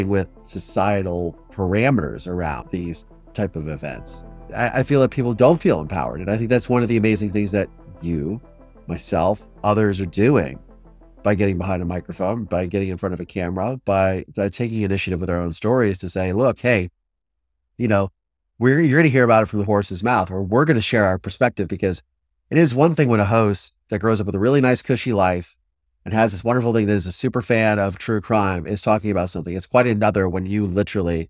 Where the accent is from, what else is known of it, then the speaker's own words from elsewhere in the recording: Ohio, United States; I'm from Ohio